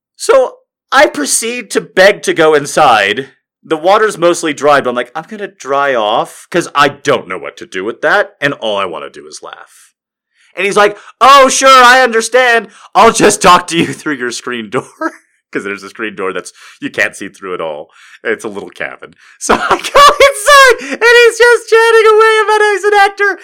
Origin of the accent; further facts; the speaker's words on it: Albuquerque, New Mexico, United States; I'm from Albuquerque.